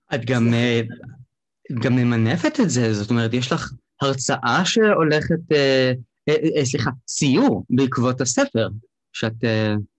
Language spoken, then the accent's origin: Hebrew; Beersheba, Southern District, Israel; moved away; כי אני במקור מבאר שבע